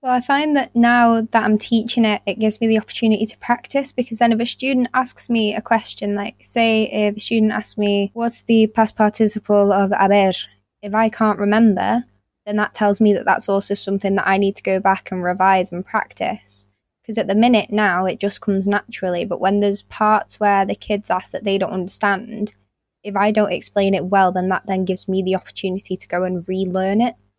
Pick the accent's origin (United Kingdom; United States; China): United Kingdom; Winsford, North West England; teaching weekly Spanish workshops in my hometown